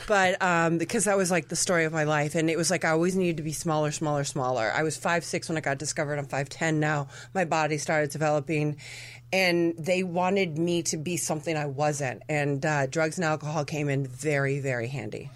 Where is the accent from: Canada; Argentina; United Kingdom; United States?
Argentina; My family's from Argentina. I remember what I related as a child growing up in Argentina was people drinking and having fun